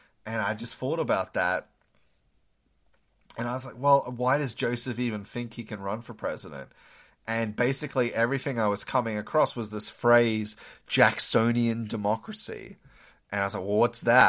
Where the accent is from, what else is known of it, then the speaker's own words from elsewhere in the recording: Australia; moved away as an adult; now in United States; being of Australian birth, we don't really learn a lot of American history in high school